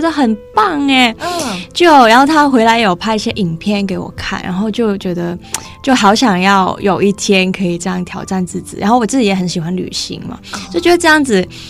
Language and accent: Chinese; Hong Kong; 我是香港人